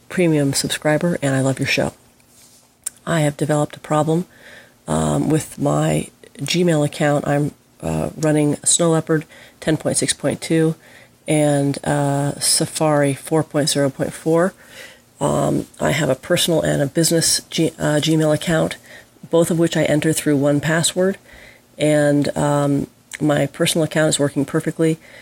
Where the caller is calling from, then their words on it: Carmel, California, United States; I'm calling from Carmel, California.